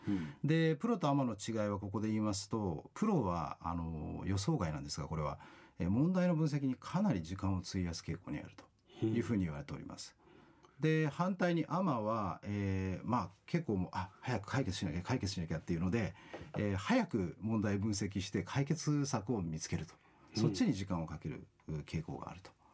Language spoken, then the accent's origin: Japanese; Kanagawa, Japan; moved away as an adult; also born or lived in Australia; now in Okinawa, Japan; もともと私、神奈川の出身でして